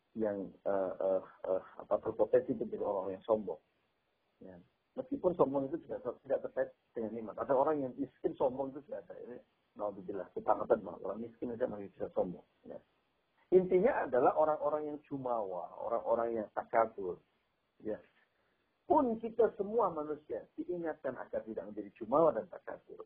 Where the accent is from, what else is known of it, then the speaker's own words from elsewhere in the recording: Java, Indonesia; saya orang Jawa saya pahamnya uh, apa value-nya orang Jawa